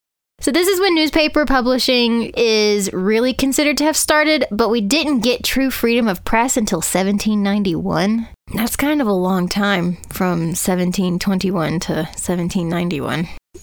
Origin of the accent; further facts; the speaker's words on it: United States; because I'm an American.